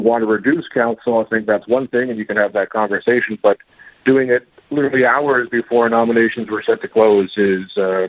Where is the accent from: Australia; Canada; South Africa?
Canada; Toronto, Ontario; now in London, Canada; because I'm from Toronto originally